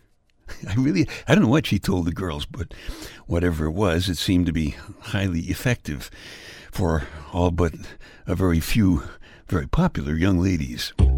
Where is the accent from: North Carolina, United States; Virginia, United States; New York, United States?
New York, United States; New York City; I was born in February in the uh, Iceland section of Brooklyn